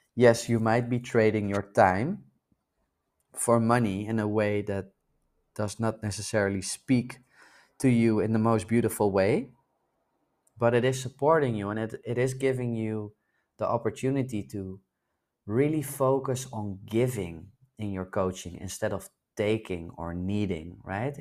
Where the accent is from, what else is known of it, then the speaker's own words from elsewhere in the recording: Netherlands; moved away; spend some time in my home country in the Netherlands where I was born.